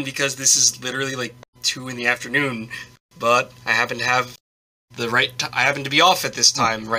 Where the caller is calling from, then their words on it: Tokyo, Japan; Calling from Tokyo, Japan.